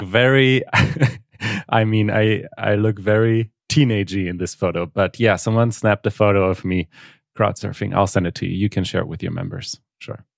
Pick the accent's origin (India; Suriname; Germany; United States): Germany; English is a second language; I'm from Germany, born and raised in Germany, though I'm half Polish